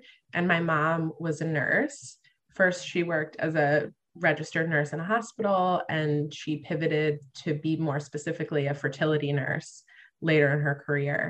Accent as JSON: {"language": "English", "area": "Long Island", "region": "New York", "country": "United States", "tie": "born or raised there", "said": "I grew up on Long Island in New York"}